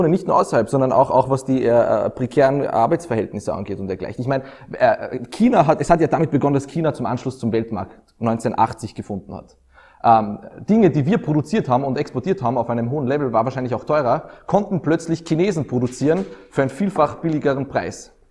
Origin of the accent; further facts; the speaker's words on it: Austria; Als Österreicher können wir